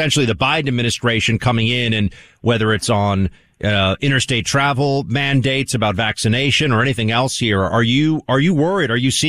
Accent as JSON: {"language": "English", "town": "New York City", "region": "New York", "country": "United States", "said": "I'm a New Yorker, New York City, New York State."}